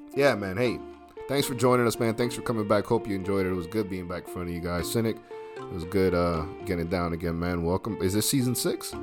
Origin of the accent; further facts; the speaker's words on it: United States; as an American